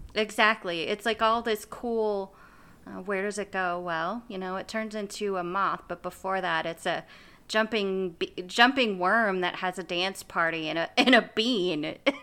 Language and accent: English; United States; I'm speaking as an American